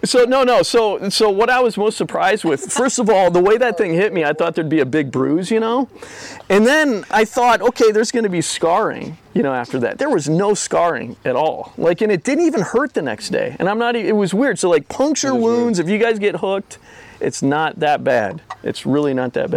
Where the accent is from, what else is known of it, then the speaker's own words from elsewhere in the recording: Minnesota, United States; I'm from Minnesota.